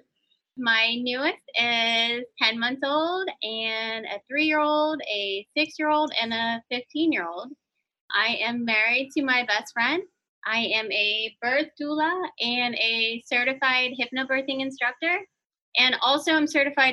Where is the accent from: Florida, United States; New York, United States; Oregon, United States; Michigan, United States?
Florida, United States; St. Petersburg; I grew up in South St. Pete